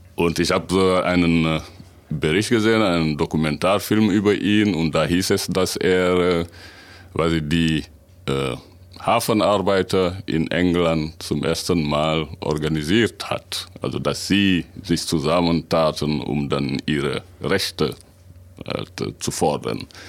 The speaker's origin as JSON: {"language": "German", "country": "Senegal", "also_born_or_lived": "Dakar", "moved": "as an adult", "lives_now": "Münsterland, Germany", "said": "ich komme aus Senegal, und bin aber seit äh, über 20 Jahren in Deutschland."}